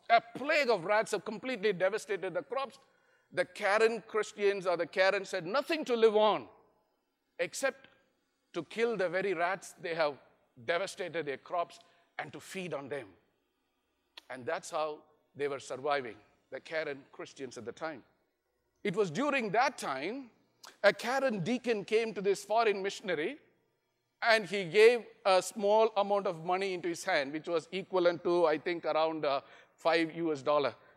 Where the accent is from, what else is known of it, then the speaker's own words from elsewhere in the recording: India; I'm from India